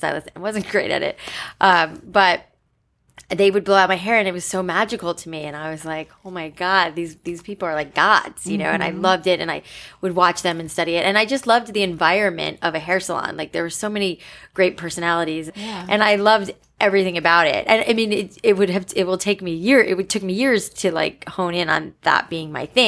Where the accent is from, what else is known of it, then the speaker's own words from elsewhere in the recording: South Florida, United States; moved away as an adult; also born or lived in New York City / Los Angeles; I grew up in South Florida